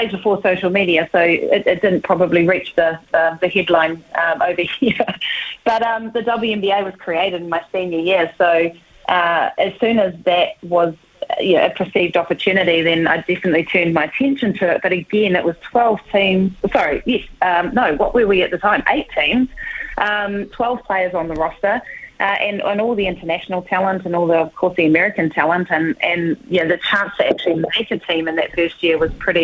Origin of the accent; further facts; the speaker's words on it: Whanganui, Manawatū-Whanganui, New Zealand; moved away; I grew up in Whanganui in the 80s